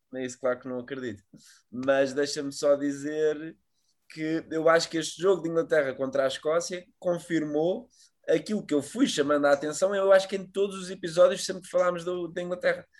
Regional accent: Portugal; nós como bons tugas

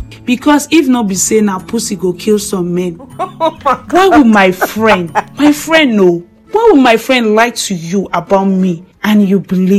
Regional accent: the East, eastern Nigeria, Nigeria; I was born and brought up in the East and I schooled there.

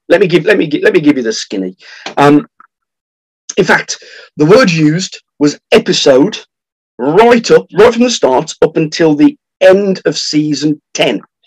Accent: France; from France

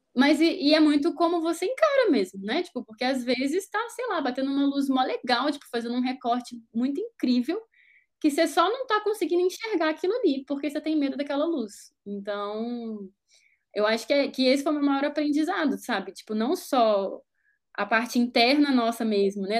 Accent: Juiz de Fora, Minas Gerais, Brazil; moved away; lá na minha cidade, né, Juiz de Fora

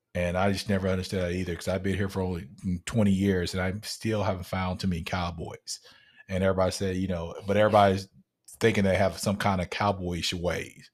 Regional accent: the North, United States; now in Texas, United States; grew up in the North, especially I grew up a vegetarian

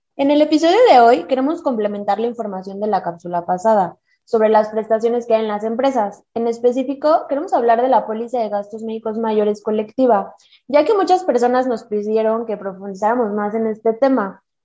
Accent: Mexico; Somos mujeres mexicanas

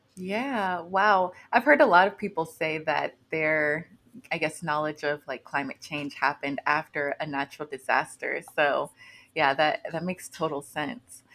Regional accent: Newnan, Georgia, United States; Keep Noonan Beautiful in my hometown

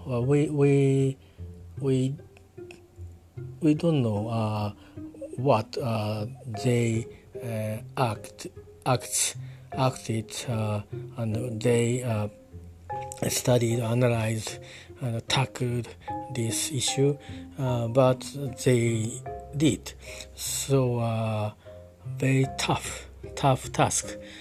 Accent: Japan; I'm talking from Japan at my hometown

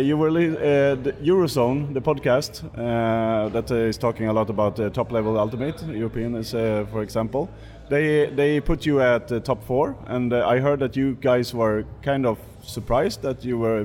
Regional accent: Sweden; I'm not from the Baltics, I'm from Sweden

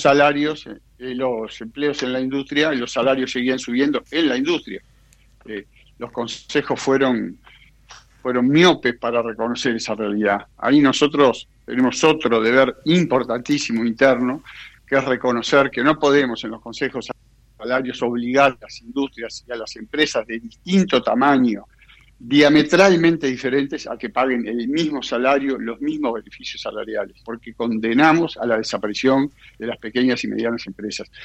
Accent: Uruguay

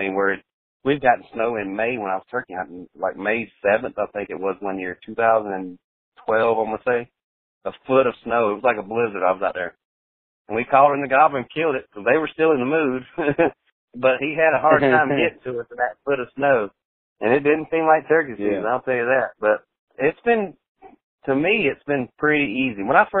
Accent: the South, United States; You know, I'm from the South, so it's pretty easy for me to tell when they're tough and not.

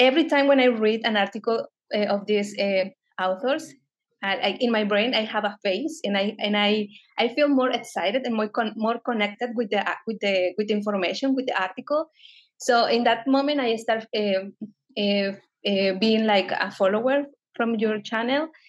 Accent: Guerrero, Mexico; English is a second language; moved away as an adult; also born or lived in Mexico City, Mexico; now in New York, United States; my hometown in Guerrero, Mexico

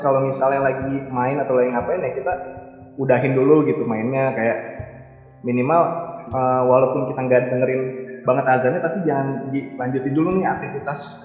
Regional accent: Betawi, Jakarta, Indonesia; aku kan Betawi nih. Nah di lingkungan juga kan kebanyakan Betawi

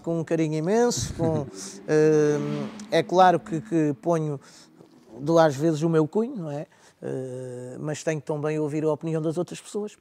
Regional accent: Olhão, Algarve, Portugal; accent: Algarve; eu sou natural de Olhão

